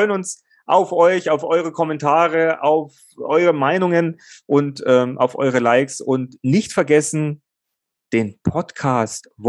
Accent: Bavaria, Germany

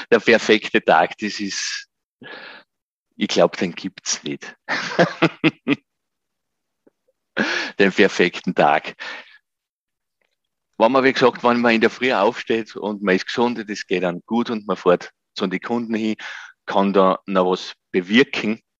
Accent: Gosau, Upper Austria, Austria; habe dann ein Nachbar von mir in meinem Heimatort Gosau im Salzkammergut

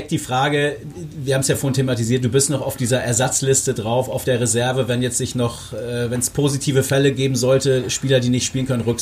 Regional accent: Brandenburg, Germany; Martin und ich sind Brandenburger

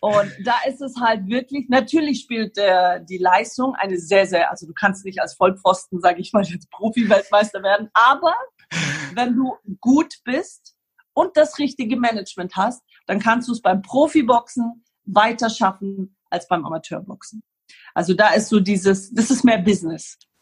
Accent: Ulm, Baden-Württemberg, Germany; born or raised there; also born or lived in Lebanon; now in Greece

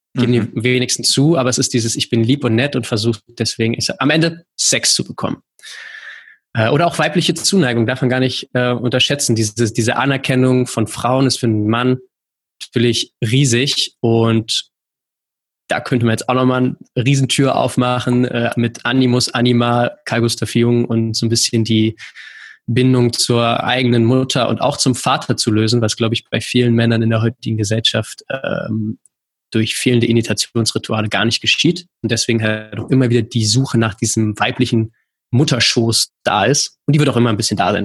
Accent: Berlin, Germany; ich komme aus Berlin

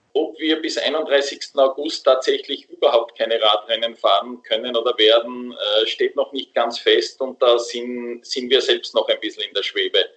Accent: Austria; bei uns in Österreich

